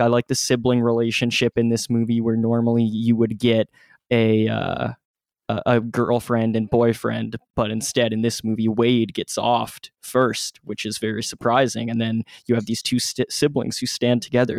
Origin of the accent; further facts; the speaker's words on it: Ontario, Canada; my area because uh, that part of Ontario, which is which is a province in Canada